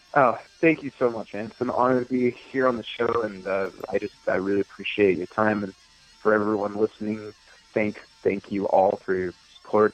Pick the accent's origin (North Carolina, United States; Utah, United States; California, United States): Utah, United States; also born or lived in Issaquah, Washington; my family relocated to Utah when I was probably 12 years old or so. Um, so I, most of my formative years were spent here in Utah